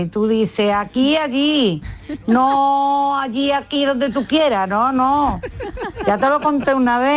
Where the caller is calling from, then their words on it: Seville, Andalusia, Spain; Soy … de Sevilla.